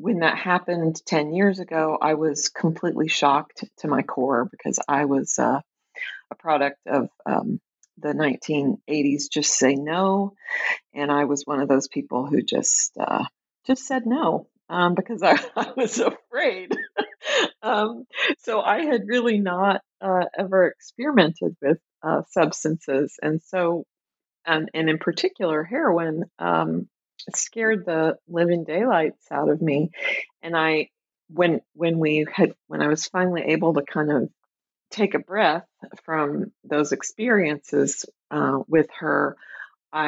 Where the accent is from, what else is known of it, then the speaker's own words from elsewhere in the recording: Tulsa, Oklahoma, United States; moved away as an adult; also born or lived in Chicago, Illinois; now in Minneapolis, United States; I grew up in Tulsa, Oklahoma.